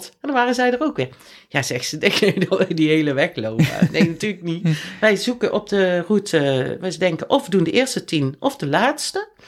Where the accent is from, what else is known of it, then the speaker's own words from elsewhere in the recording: Netherlands; wij komen in het centrum van Leon met z'n drieën, toevallig drie Nederlanders bij stoplicht